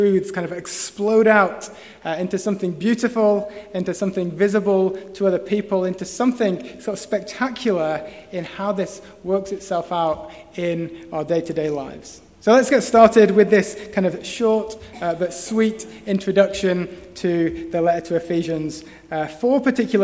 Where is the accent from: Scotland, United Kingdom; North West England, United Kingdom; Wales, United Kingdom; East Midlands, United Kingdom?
North West England, United Kingdom; Preston; moved away; me in my hometown